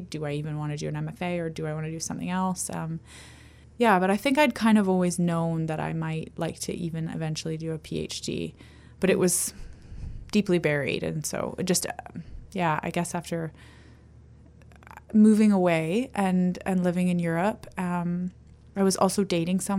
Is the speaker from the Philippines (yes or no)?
no; Ontario, Canada; now in Victoria, Canada; I came from Ontario.